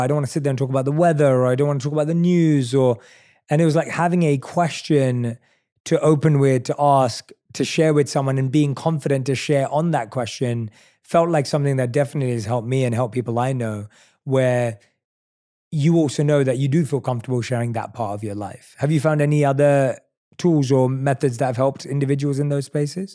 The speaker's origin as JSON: {"language": "English", "region": "London", "country": "United Kingdom", "also_born_or_lived": "New York", "moved": "yes", "lives_now": "United States", "said": "I'm from London. I lived in New York. I live here now"}